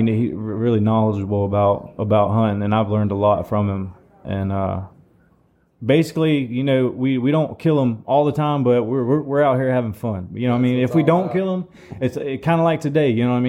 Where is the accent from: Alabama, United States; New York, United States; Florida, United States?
Florida, United States; Fernandina Beach; originally from Fernandina Beach.